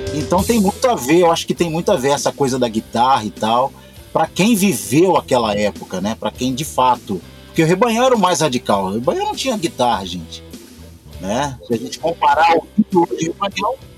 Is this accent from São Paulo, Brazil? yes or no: no; Belo Horizonte, Minas Gerais, Brazil; sou de Belo Horizonte